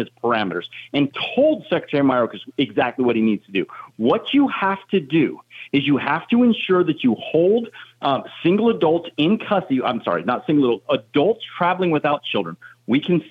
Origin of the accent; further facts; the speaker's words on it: Arizona, United States; My home state of Arizona